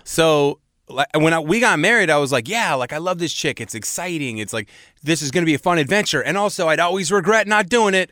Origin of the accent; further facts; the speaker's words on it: Seattle, Washington, United States; moved away; I grew up in Seattle, and Seattle is a very white place.